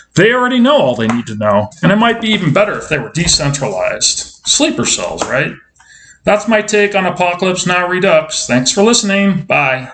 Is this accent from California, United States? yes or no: yes; San Diego, California, United States; I'm from San Diego